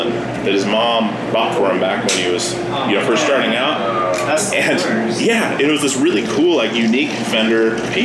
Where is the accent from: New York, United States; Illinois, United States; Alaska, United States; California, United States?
Alaska, United States; now in Portland, United States; we're from Alaska, moved down to play music